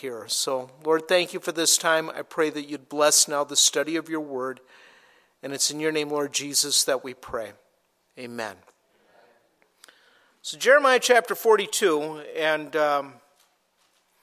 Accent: Minnesota, United States; I grew up in Minnesota

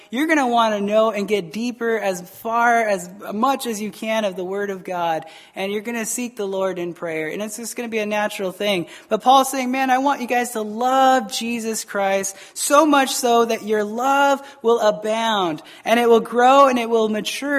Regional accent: Arizona, United States; moved away as an adult; also born or lived in Taos, New Mexico; I'm from Arizona.

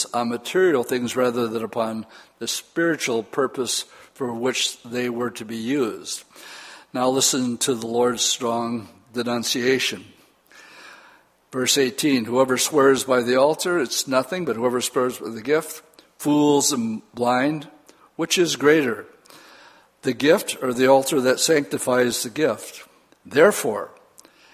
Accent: United States

